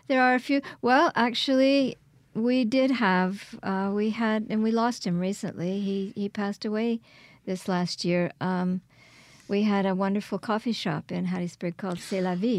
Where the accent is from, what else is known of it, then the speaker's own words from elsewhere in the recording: Quebec, Canada; moved away as an adult; also born or lived in Kingston, Ontario; now in Hattiesburg, United States; I was born in Kingston, Ontario, and raised in Quebec.